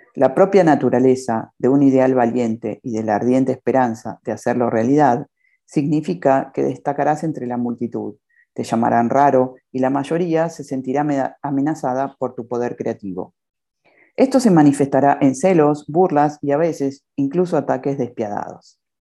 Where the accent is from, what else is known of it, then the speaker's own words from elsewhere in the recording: Buenos Aires, Argentina; now in Cancún, Mexico; Soy argentina, de Buenos Aires, y ahora resido en Cancún, México